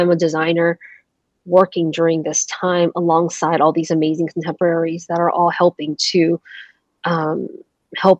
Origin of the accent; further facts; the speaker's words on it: Georgia, United States; also born or lived in Taiwan; I moved to the States when I was 6 years old, and we landed in a place in the States, the small suburb of Georgia